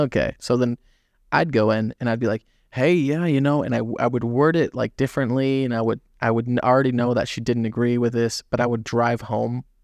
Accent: Southern California, United States; also born or lived in Florida; born and raised. I've lived in a lot of different, uh, states, but California

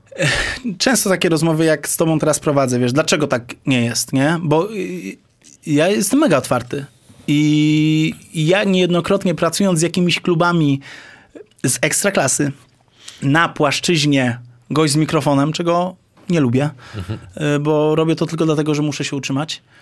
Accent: Lesser Poland, Poland; ja jestem z Małopolski.

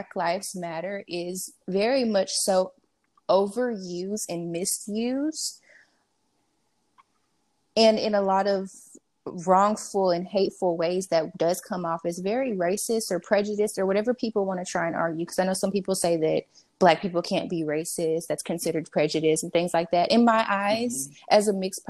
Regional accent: Dallas, Texas, United States; I'm from Dallas

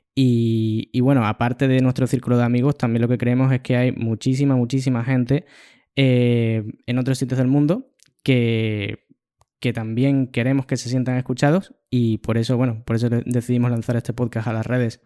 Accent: Cádiz, Andalusia, Spain; moved away as an adult; also born or lived in Seville, Spain / Madrid, Spain / Schaffhausen, Switzerland / Dublin, Ireland; fui de mi ciudad natal, que es Cádiz, en España

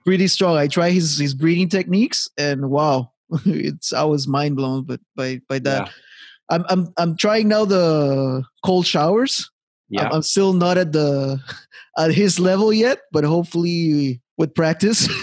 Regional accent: Montreal, Quebec, Canada; moved away as an adult; now in Halifax, Canada; back in my hometown Montreal

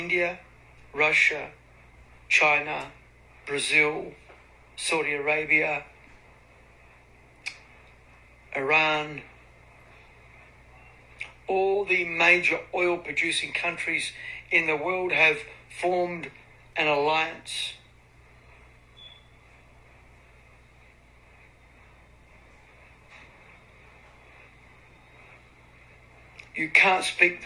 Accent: Australia; I'm from Australia

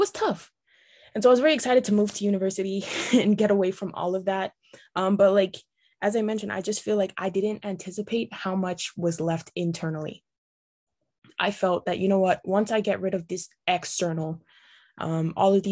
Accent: Brisbane, Queensland, Australia; now in Canada; I grew up in Australia, in a city that was very diverse, Brisbane.

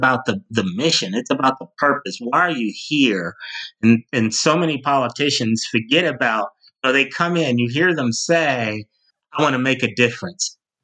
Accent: Cleveland, Ohio, United States; managing campaigns locally in my hometown of Cleveland, Ohio.

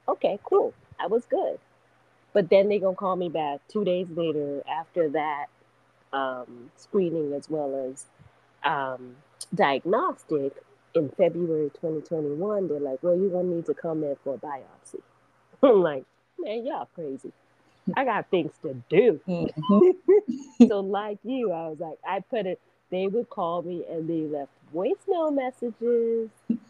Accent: Nigeria; Yes, Nigeria. Yeah.

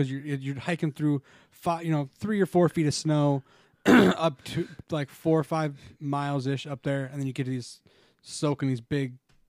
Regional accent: Utah, United States; moved away; I grew up in Utah.

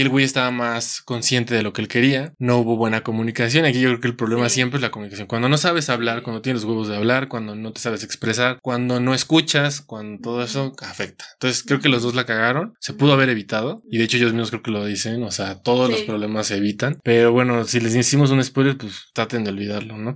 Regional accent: Mexico; como mexicanos

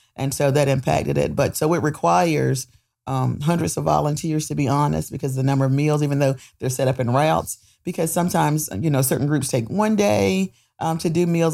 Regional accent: Goldsboro, North Carolina, United States; I'm born and raised here in Goldsboro

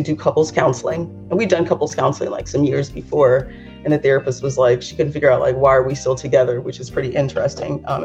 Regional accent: Los Angeles, California, United States; growing up in Los Angeles

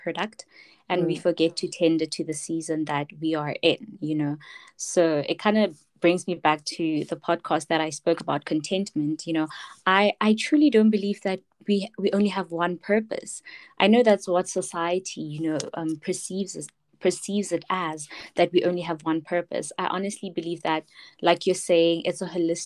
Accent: Pretoria, Gauteng, South Africa; I am from Soshanguve, Pretoria

